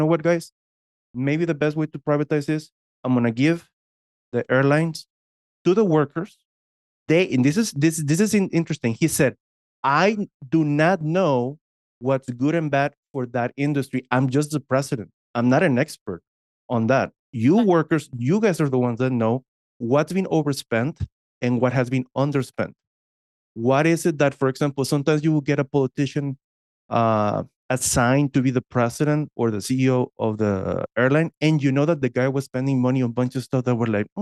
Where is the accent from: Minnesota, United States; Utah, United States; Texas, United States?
Texas, United States; I'm from Texas